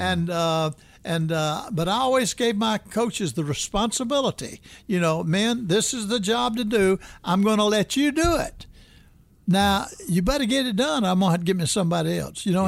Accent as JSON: {"language": "English", "town": "Birmingham", "region": "Alabama", "country": "United States", "tie": "born or raised there", "also_born_or_lived": "West Virginia", "moved": "as an adult", "lives_now": "Tallahassee, United States", "said": "I was raised in Birmingham, Alabama"}